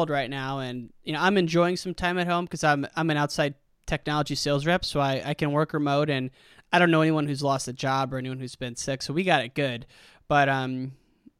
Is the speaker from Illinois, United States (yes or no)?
yes; Illinois, United States; In Illinois, I grew up in Illinois and I live in Chicago now